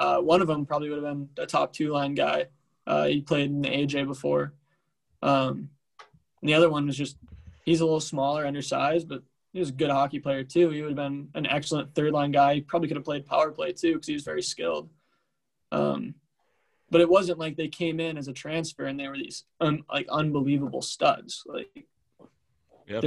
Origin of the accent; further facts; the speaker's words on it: United States; now in Tempe, United States; from Washington